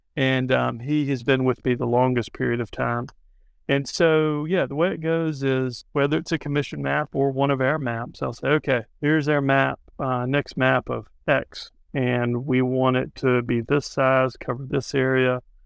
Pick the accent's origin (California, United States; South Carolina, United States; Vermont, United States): South Carolina, United States; Charleston; I'm from Charleston